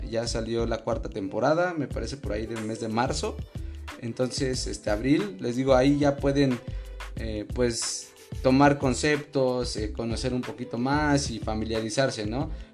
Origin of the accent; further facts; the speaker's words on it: Mexico; yo no quiero ser español mm, y no quiero dejar de ser mexicano.